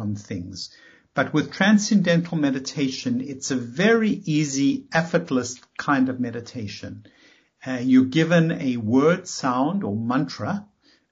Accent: South Africa; moved away as an adult; now in United States; I came from South Africa

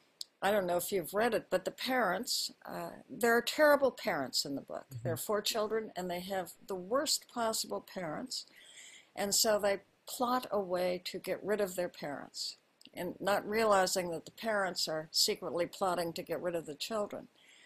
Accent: Honolulu, Hawaii, United States; born there; As you said, I was born in Hawaii. My father was a career military officer. He was in the Army all his adult life. And so I was born in Honolulu.

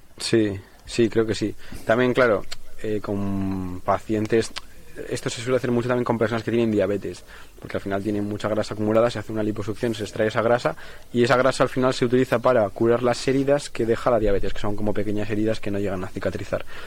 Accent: Spain; moved away as an adult; now in Groningen, Netherlands; los españoles somos

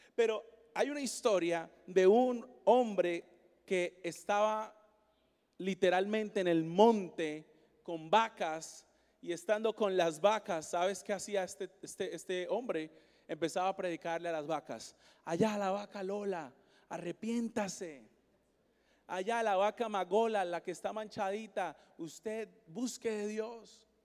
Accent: Colombia; now in Seattle, United States; yo soy colombiano, yo nací en Colombia.

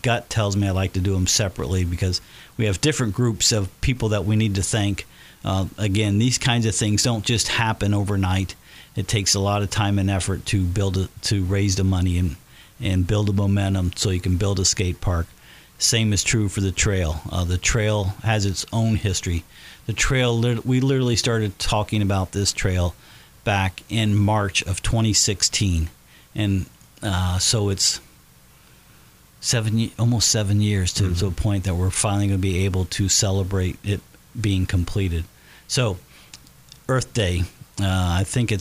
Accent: Batesville, Indiana, United States; as a kid growing up in Batesville

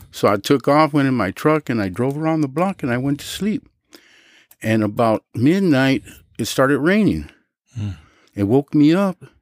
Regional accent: Los Angeles, California, United States; also born or lived in San Fernando, California; my father bought a house in Pacoima, and I was raised in Pacoima

